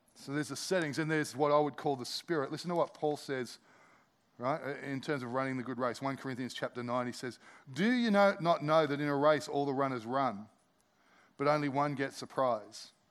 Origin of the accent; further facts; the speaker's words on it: Australia; as Aussie Christians